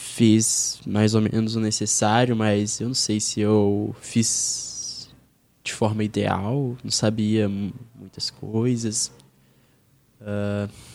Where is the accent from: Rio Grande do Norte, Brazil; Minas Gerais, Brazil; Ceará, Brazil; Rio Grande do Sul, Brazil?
Minas Gerais, Brazil; Belo Horizonte; moved away as an adult; now in São Paulo, Brazil; eu sou de Minas, né? Eu não falei isso. Eu sou de BH